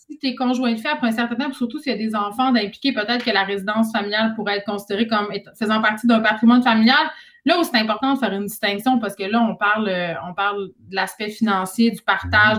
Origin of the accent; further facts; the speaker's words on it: Saguenay, Quebec, Canada; je viens du Saguenay